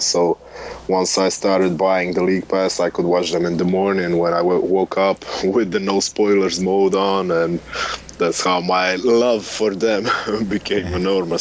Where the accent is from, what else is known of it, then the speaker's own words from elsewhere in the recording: Split, Split-Dalmatia County, Croatia; Larry Ayuso played for my hometown team in Split